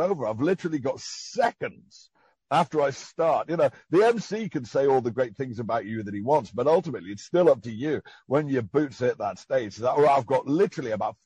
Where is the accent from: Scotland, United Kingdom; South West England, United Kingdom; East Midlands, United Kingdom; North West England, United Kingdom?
North West England, United Kingdom; Liverpool; moved away as an adult; also born or lived in Edinburgh / Spain; Growing up in Liverpool in the 70s